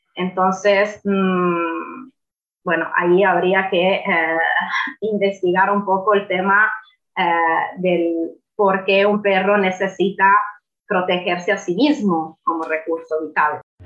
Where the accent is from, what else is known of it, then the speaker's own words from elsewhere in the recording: Italy; Spanish is a second language; now in Fuerteventura, Spain; soy italiana, no soy española